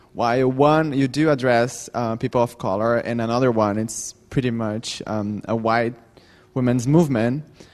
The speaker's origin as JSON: {"language": "English", "country": "Brazil", "said": "I come from Brazil"}